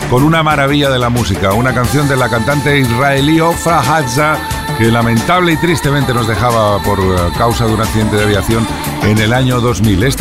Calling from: Madrid, Community of Madrid, Spain; de Madrid, me encanta el programa

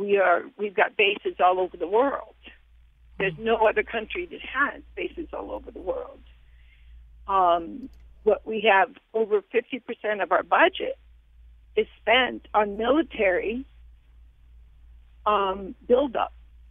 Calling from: Hartford, Connecticut, United States; Thank you for having me. I am calling from Hartford.

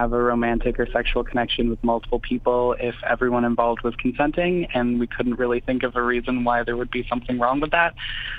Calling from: Madison, Wisconsin, United States; I am in Madison, Wisconsin.

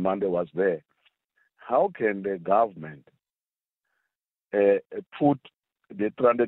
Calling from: South Africa; I'm phoning from Kruger National Park.

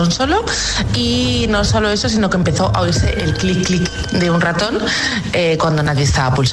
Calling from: Madrid, Community of Madrid, Spain; Buenos días, agitadores. … de Madrid.

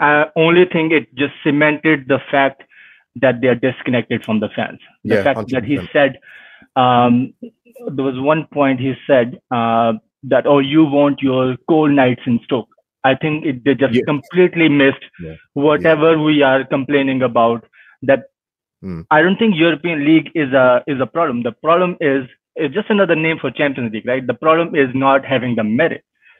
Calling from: Montreal, Quebec, Canada; I'm joining you from Montreal, Canada.

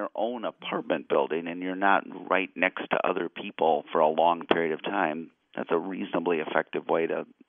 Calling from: Illinois, United States; As listeners might know, I'm calling from Illinois

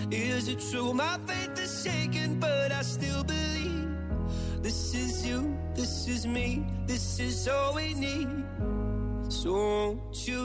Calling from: Vila Nova de Gaia, Norte, Portugal; Vila Nova de Gaia.

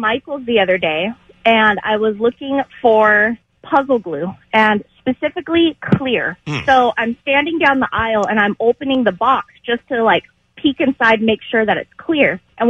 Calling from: Cyprus; Hi, David. This is … from Cyprus.

